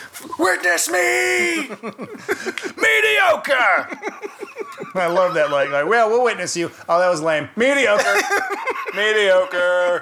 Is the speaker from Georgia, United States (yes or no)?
yes; Conyers, Georgia, United States; This is just an accent. I'm from Conyers.